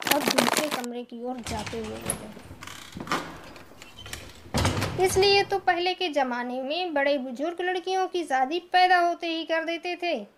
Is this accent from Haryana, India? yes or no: no; Karwi, Uttar Pradesh, India; उत्तर प्रदेश के करबी जिला चित्रकूट की रहने वाली हूँ